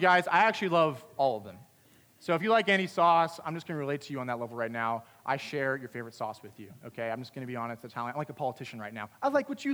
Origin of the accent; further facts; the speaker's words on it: Pennsylvania, United States; I grew up in Pennsylvania.